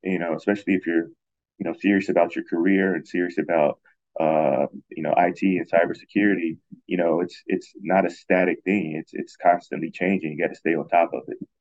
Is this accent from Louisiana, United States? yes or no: no; Ohio, United States; moved away as an adult; also born or lived in Washington, District of Columbia, United States / Kathmandu, Nepal; now in Thailand; I'm from Ohio